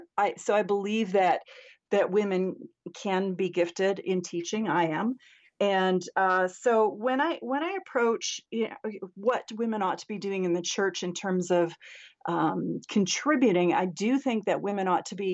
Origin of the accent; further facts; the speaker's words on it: Canada; So I'm actually a Canadian. I live up in Canada.